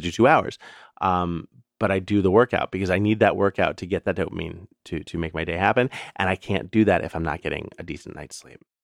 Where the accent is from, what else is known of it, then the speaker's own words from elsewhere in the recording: New York City, New York, United States; when I was growing up in the New York City public schools